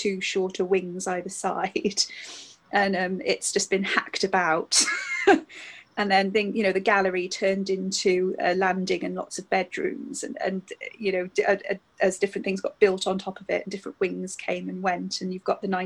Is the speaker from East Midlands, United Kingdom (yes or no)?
no; Newport, Wales, United Kingdom; when I was growing up in Newport, Tredegar House was my local kind of big stately home